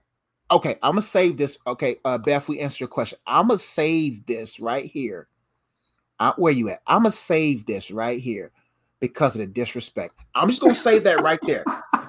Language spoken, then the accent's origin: English; the South, United States; And we're Southern boys.